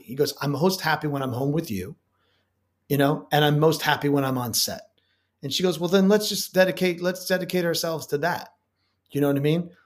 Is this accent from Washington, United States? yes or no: no; Chicago, Illinois, United States; moved away as an adult; also born or lived in New York; now in New Orleans, United States; I'm originally from Chicago, but my parents were divorced, so I spent between my most of my youth was between Chicago and New York